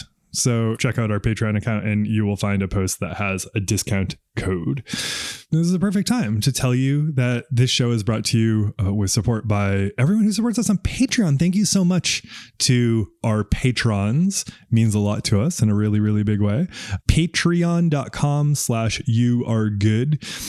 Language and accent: English; New England, United States; I'm from New England, the part that has no Italians in it.